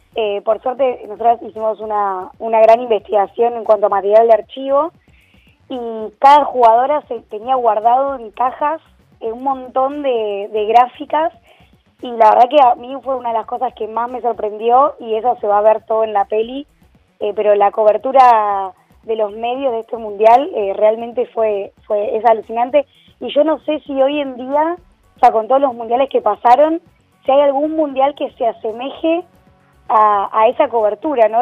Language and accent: Spanish; Argentina; como argentinos y como país futbolero